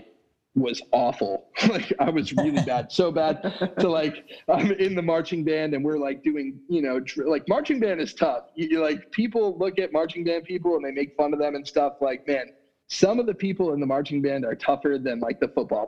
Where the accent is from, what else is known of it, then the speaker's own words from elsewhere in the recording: Florida, United States; I grew up down here in Florida